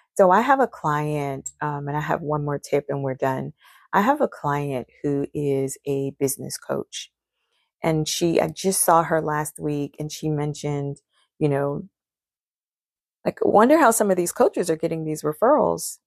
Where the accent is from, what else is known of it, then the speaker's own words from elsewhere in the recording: Charleston, United States; I'm from Charleston